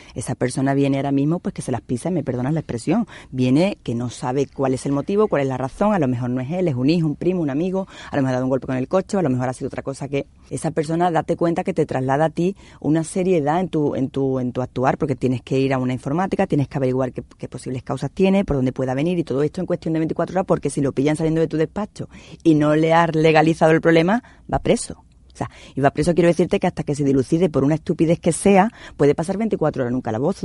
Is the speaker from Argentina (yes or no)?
no; Andalusia, Spain; con nuestra, con nuestra condición, con esta idiosincrasia de aquí